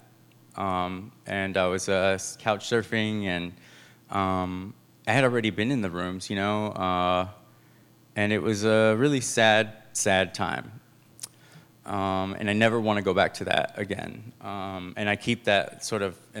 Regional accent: San Francisco, California, United States; I grew up here in San Francisco

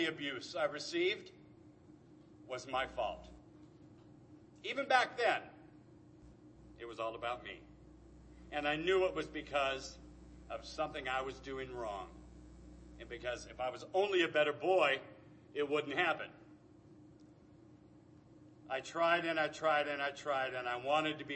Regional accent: Anaheim, California, United States; also born or lived in Tustin, California; Born and raised in Anaheim, long before anybody called it Anacrime

